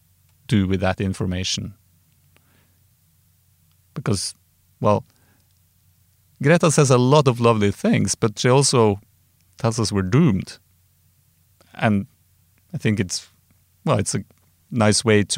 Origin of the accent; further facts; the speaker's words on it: Trondheim, Trøndelag, Norway; I grew up in Trondheim, and we used to drink moonshine with coffee